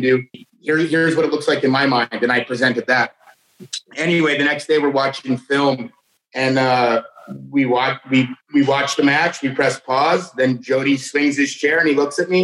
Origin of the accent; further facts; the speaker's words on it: Canada; I'm from Canada